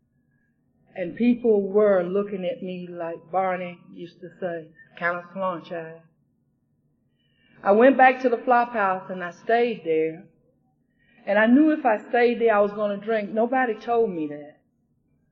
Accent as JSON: {"language": "English", "town": "Brunswick", "region": "Georgia", "country": "United States", "tie": "born or raised there", "said": "the Brunswick group, my home, from my hometown"}